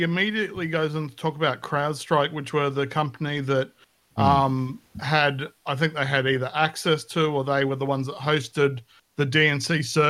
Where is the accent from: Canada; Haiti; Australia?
Australia; being Australian